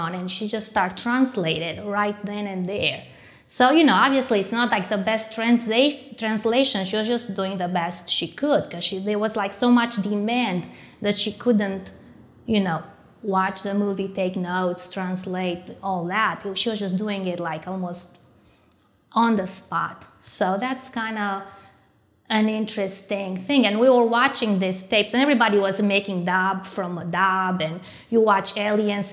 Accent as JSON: {"language": "English", "country": "Romania", "tie": "born or raised there", "also_born_or_lived": "France / United States", "moved": "as an adult"}